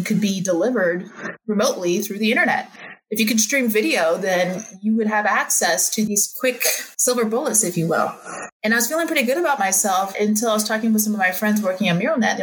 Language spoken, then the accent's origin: English; Bay Area, California, United States; I grew up in the Bay Area